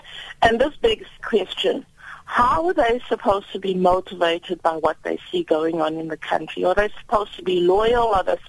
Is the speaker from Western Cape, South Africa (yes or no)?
no; Durban, KwaZulu-Natal, South Africa; I'm from Durban